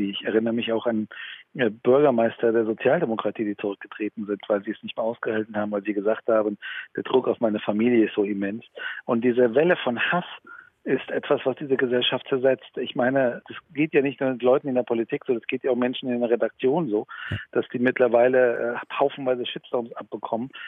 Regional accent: Iran; ich bin ursprünglich aus dem Iran

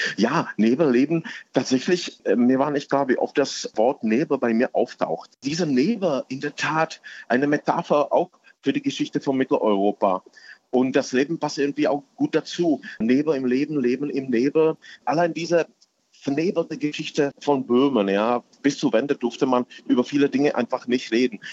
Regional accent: edge of the Königgrätz battlefield, Hradec Králové Region, Czechia; German is a second language; now in Berlin, Germany; ich bin tatsächlich am Rand von diesem Schlachtfeld aufgewachsen

